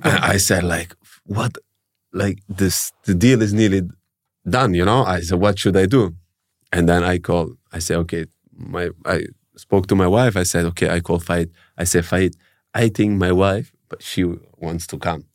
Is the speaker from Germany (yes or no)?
yes; Germany; moved away as an adult; now in Melbourne, Australia; I grew up in Germany